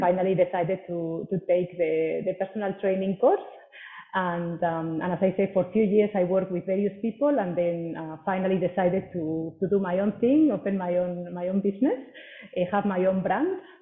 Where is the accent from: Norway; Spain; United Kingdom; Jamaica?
Spain; moved away as an adult; now in Singapore; I'm originally from Spain, uh, but have lived in Singapore for the last seven years